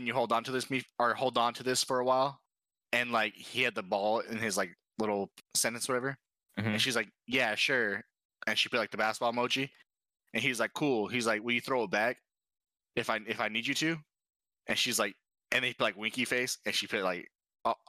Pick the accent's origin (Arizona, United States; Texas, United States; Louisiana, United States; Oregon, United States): Arizona, United States; Chandler; Oh, Chandler